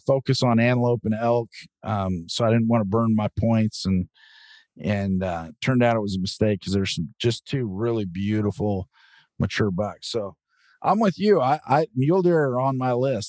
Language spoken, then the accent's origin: English; Oregon, United States; growing up in Oregon